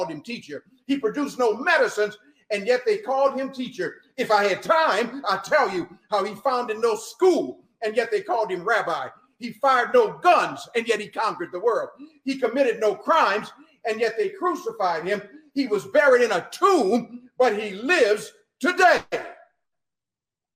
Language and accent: English; New Orleans, Louisiana, United States; I'm from Louisiana, New Orleans, and the people down there, the French Creoles